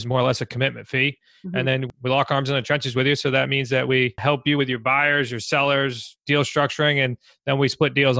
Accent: New England, United States; As we are from New England

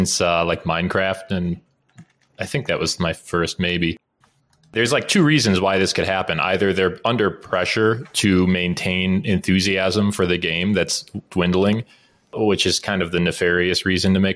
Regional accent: Midwest, United States; I'm from the Midwest

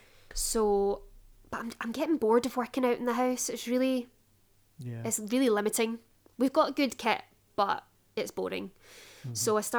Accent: Glasgow, Scotland, United Kingdom; moved away; I would have been bringing McEponine to my hometown.

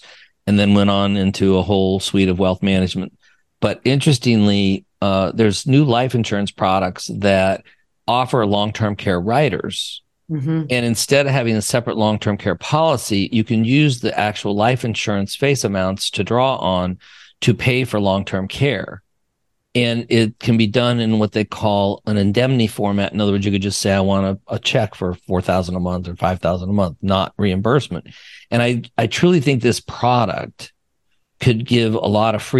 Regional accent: Wyoming, United States; moved away; I'm from Wyoming

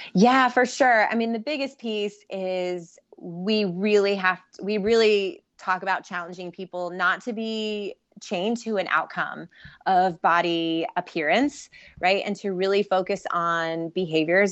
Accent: Ohio, United States

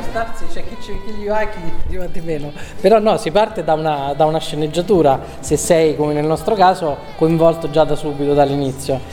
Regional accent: Perugia, Umbria, Italy; now in Milan, Italy; Perugino di sopra

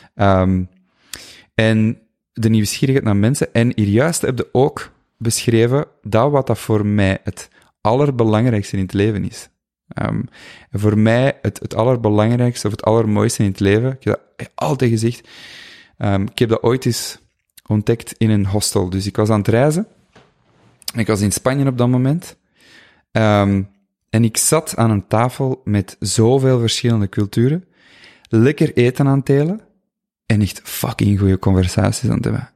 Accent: Flanders, Belgium; moved away as an adult; also born or lived in Buggenhout / Colombia / Ecuador; heel dicht bij mijn ehm, geboortedorp

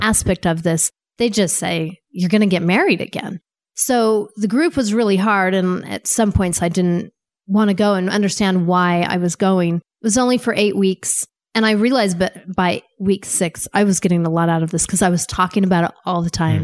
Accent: Wyoming, United States; moved away as an adult; also born or lived in Saint Louis, Missouri / Maryland / Virginia / Washington, D.C.; I grew up in Wyoming

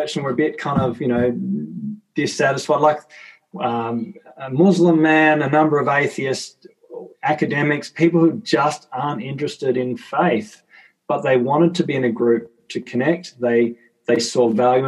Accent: Tasmania, Australia; I'm from Tassie, so for context, we've got 500,000 people across our entire state

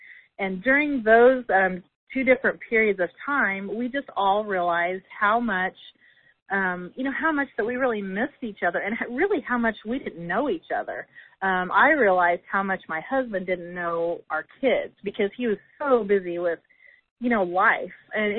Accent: Indiana, United States; Like, you know, we're from Indiana.

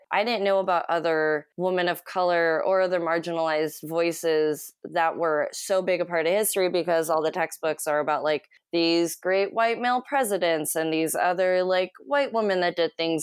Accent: Oakland, California, United States; moved away as an adult; now in Los Angeles, United States; I'm from Oakland, California

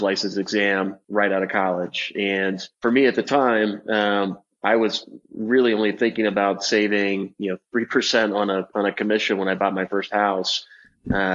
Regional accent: San Jose, California, United States; moved away as an adult; now in Colorado, United States; I grew up in San Jose, California

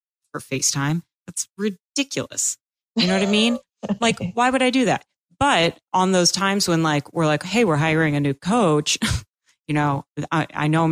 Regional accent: Massachusetts, United States; moved away as an adult; also born or lived in Quincy, Massachusetts; now in Florida, United States; I'm from Massachusetts

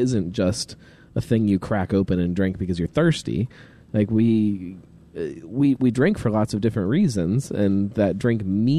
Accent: Fairfield, Ohio, United States; I grew up in Fairfield, 100%.

